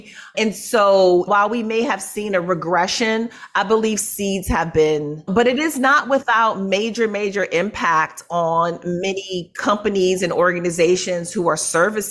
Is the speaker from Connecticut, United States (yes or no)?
yes; New Haven, Connecticut, United States; I grew up in New Haven, Connecticut. I'm a native Connecticutan, I think that's how you say it. And so that's where I grew up. And I was born into a family of civil rights activists.